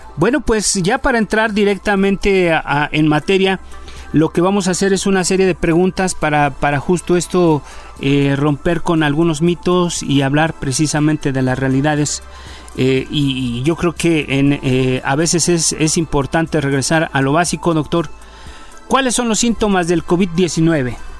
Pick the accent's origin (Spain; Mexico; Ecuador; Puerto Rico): Mexico; como somos los mexicanos